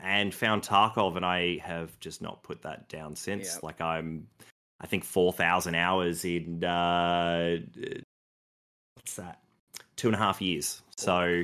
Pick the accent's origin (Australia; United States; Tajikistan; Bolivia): Australia; Melbourne, Victoria; Melbourne, born and raised here in Australia